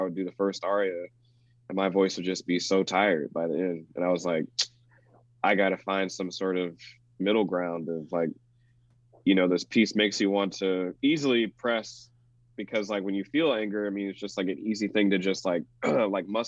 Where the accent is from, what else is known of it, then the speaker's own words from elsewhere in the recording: the South, United States; being a black man growing up in the South